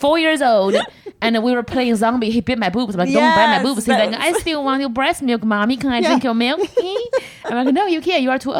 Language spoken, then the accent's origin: English; China; accent: Chinese; English is a second language; now in United States; my real one.